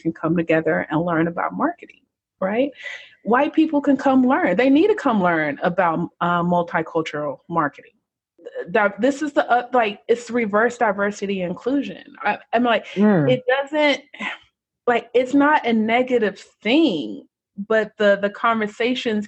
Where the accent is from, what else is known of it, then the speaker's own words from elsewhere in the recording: United States; I was born in the States